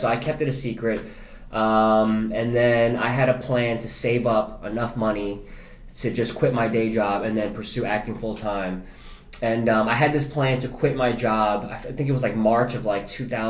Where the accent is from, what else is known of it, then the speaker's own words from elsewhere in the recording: New Jersey, United States; I'm a Jersey boy, and I'm a full-on Jersey boy, like, to the T. I'm so East Coast. I've always had New York in my backyard.